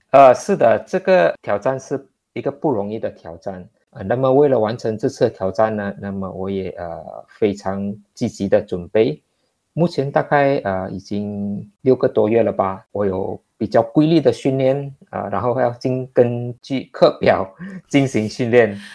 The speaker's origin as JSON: {"language": "Chinese", "country": "Malaysia", "moved": "as an adult", "lives_now": "Singapore", "said": "我在新加坡工作嘛，那么呢，我就不能够，呃，回去马，马来西亚"}